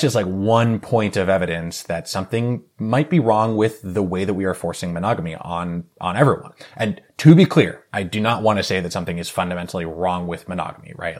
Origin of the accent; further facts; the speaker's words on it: New England, United States; moved away as an adult; also born or lived in New York City; now in Bay Area, California, United States; I was born and raised in New England